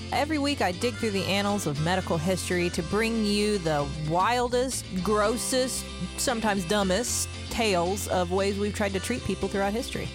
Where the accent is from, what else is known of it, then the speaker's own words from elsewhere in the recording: Arizona, United States; I'm from Arizona